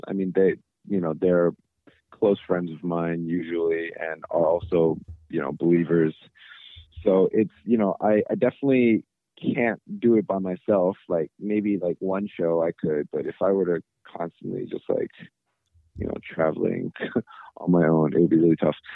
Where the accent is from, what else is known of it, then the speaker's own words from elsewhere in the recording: United States; being proud of being Korean. I'm also American